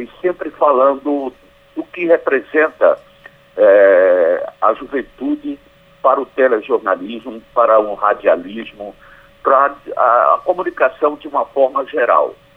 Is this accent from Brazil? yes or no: yes; Northeast Region, Brazil; accent: nordestino, matuto do sertão; now in Pernambuco, Brazil; mantendo meu sotaque nordestino, sotaque matuto mesmo do sertão